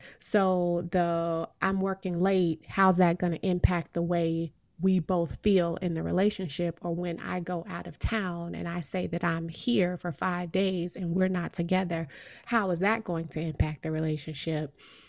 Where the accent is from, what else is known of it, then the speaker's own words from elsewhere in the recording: Midwest, United States; now in East Coast, United States; I'm from the Midwest. F is a failing grade and E is sometimes a failing grade here on the East Coast.